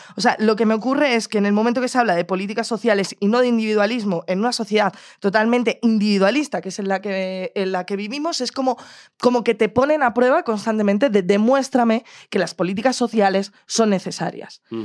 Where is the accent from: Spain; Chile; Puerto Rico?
Spain; Madrid, Community of Madrid; como madrileña, persona que vive en el centro de Madrid